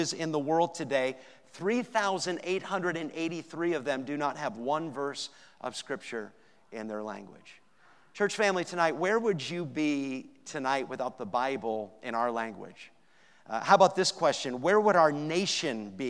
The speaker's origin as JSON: {"language": "English", "area": "New Hampshire, Maine", "region": "New England", "country": "United States", "tie": "born or raised there", "said": "I grew up in New England, New Hampshire, Maine"}